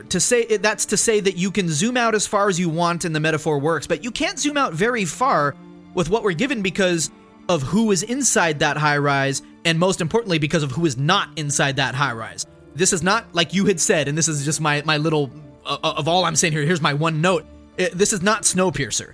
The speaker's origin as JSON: {"language": "English", "country": "United States", "said": "just an American who's not of that era"}